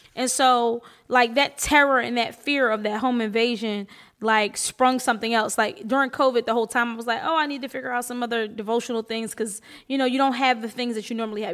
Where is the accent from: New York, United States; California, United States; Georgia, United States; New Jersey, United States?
New Jersey, United States; Atlantic City; I was born in Atlantic City. My mom li-, lives in Atlantic City.